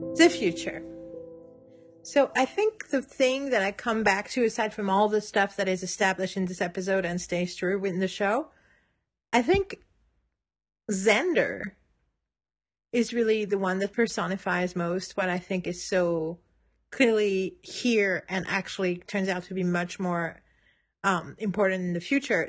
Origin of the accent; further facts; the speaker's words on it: Paris, Île-de-France, France; moved away; in Paris where I was in high school in ninety-seven